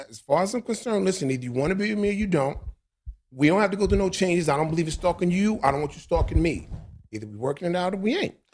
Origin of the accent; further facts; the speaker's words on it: New York City, New York, United States; the way we grew up in Hollis